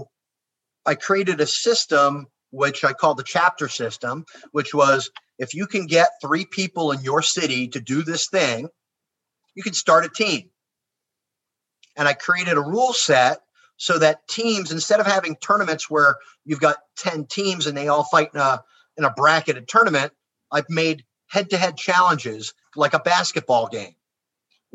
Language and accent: English; United States; I'm American